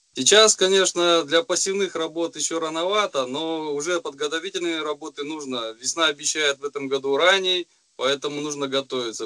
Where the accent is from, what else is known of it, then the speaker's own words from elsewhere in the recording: Kostanay Region, Kazakhstan; moved away; сам вообще родом из Кустанайской области, со степей, где вырос